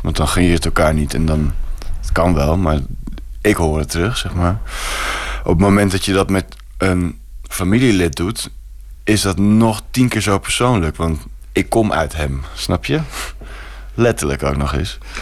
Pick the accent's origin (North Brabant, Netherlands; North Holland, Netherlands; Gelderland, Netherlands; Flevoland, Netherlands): North Holland, Netherlands; Amsterdam; En dat is gewoon hier om de hoek, grachtengordel